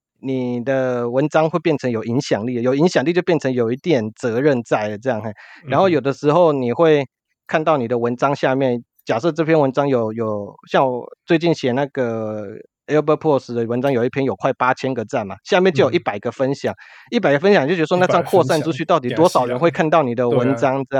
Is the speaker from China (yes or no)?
no; Kaohsiung, Taiwan; 这搞不好是我们高雄人的特性，